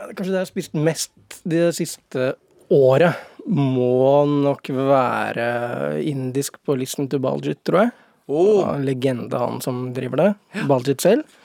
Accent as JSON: {"language": "Norwegian", "region": "Oslo", "country": "Norway", "said": "ikke alle gutta som er fra Oslo. Jeg er kanskje en av de få"}